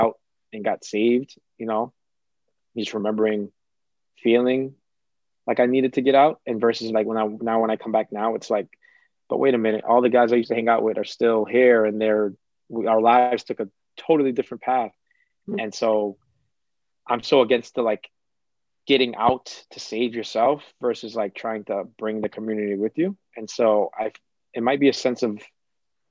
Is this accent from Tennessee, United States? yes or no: no; Boston, Massachusetts, United States; first language Cape Verdean Creole; English is a second language; I grew up in a time in Dorchester where violence was like rising